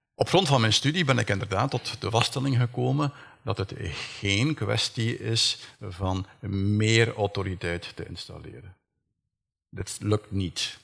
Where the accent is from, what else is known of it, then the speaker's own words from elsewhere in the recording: Flanders, Belgium; bij ons in Vlaanderen